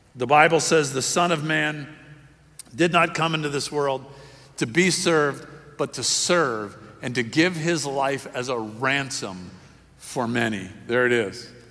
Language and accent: English; Miami, Florida, United States; I was raised in Miami